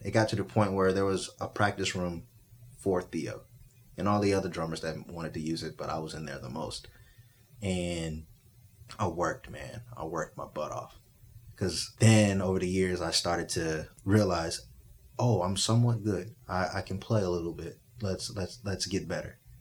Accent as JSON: {"language": "English", "town": "Spring", "region": "Texas", "country": "United States", "tie": "born or raised there", "also_born_or_lived": "Little Rock, Arkansas / Washington, District of Columbia, United States", "moved": "as an adult", "said": "I'm from Little Rock, Arkansas, by the way. Uh, grew up in Spring, Texas"}